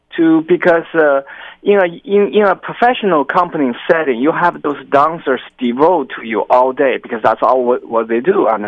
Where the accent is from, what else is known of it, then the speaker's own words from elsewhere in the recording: China; moved away as an adult; also born or lived in Oklahoma, United States / Utah, United States; now in California, United States; I'm originally from China, and I trained in China.